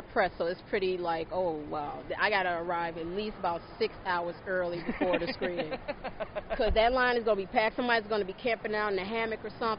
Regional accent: Chicago, Illinois, United States; welcome to my hometown.

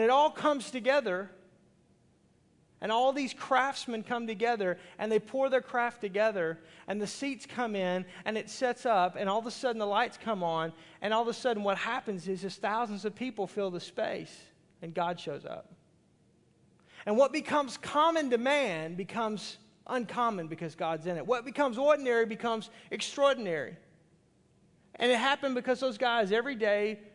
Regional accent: Arkansas, United States; I'm from Arkansas

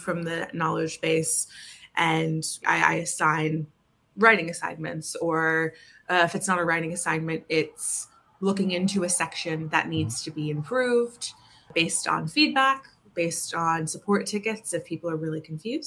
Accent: New Jersey, United States; moved away as an adult; also born or lived in Ireland / Barcelona; now in London, United Kingdom; I'm from New Jersey originally. I moved to Ireland about 7 years ago

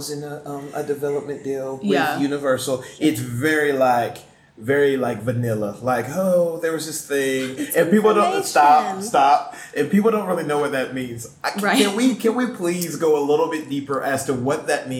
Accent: Atlanta, Georgia, United States; now in Murfreesboro, United States; I'm originally from Atlanta, Georgia. Born and raised

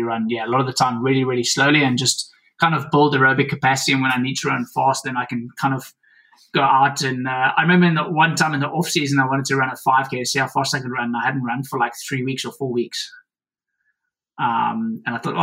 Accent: South Africa; I come from South Africa

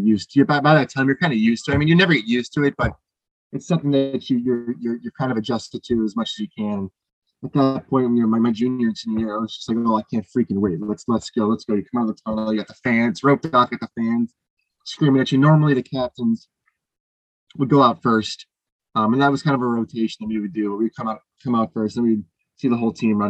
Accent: Illinois, United States; I'm from Illinois.

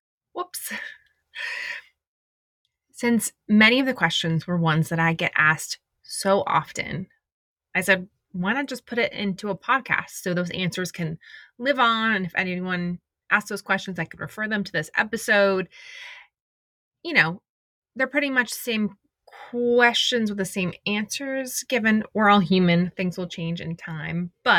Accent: Indiana, United States; also born or lived in Detroit; now in Los Angeles, United States; I live in Los Angeles. I've lived here, I think it's 16 years. Maybe it's 15, 16 next year. I was born in Detroit. My parents moved a lot for my dad's job. I went to high school and college in Indiana.

